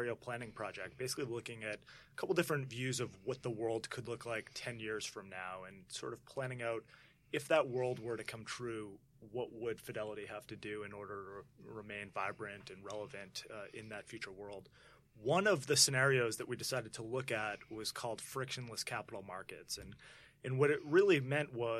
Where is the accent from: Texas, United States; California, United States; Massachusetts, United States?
Massachusetts, United States; Milton; also born or lived in New York; I was born and raised in Boston, a town called Milton outside of Boston